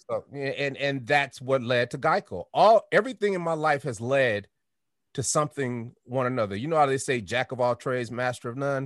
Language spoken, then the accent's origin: English; Denver, Colorado, United States; I'm from Denver